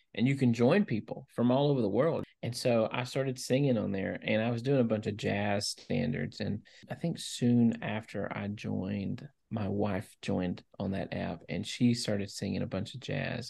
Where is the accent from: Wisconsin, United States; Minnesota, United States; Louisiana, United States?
Louisiana, United States; now in Tennessee, United States; Even though I live in Tennessee, I grew up in Louisiana, and that's my home state